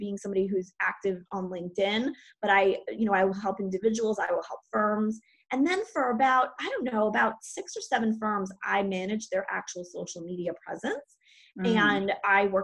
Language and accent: English; New York City, New York, United States; I live in New York City, which is a really weird place to be right now. I was born in New York, and I love living here.